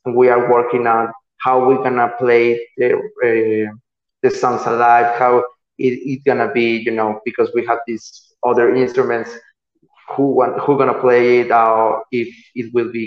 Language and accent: English; Mexico; English is a second language; we are from here, from Mexico. We are not from Finland.